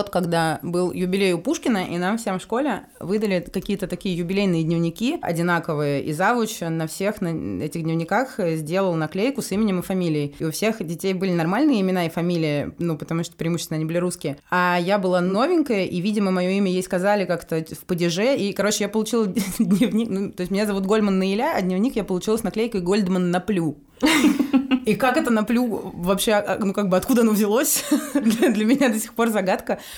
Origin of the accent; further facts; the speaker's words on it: Moscow, Russia; also born or lived in Novosibirsk; Я выросла в Москве, куда я переехала в третьем классе, но родилась в Новосибирске, потому что моя мама, чистокровная татарка, переехала туда в свое время учиться.